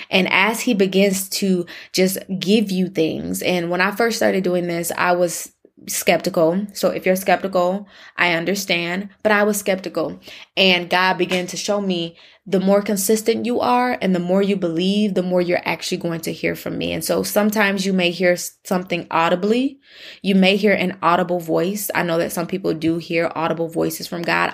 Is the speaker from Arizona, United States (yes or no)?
no; Michigan, United States; now in Texas, United States; in Michigan, my home state